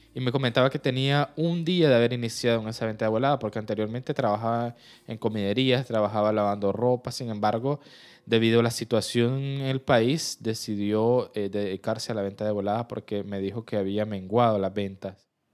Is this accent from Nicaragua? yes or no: yes; Nicaragua; yo soy periodista nicaragüense